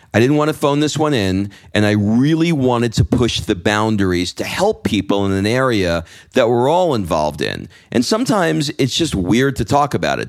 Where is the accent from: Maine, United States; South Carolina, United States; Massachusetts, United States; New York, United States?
New York, United States; now in Atlanta, United States; I grew up in New York and I go back